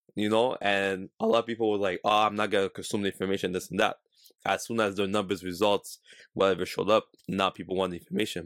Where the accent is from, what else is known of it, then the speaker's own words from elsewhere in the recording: Canada; we're from Canada, that we're not from, like, a big city like New York, Miami